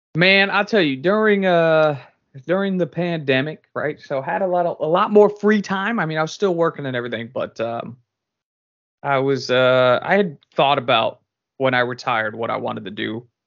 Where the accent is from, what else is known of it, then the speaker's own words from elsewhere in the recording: California, United States; moved away; also born or lived in Boston; I'm from California originally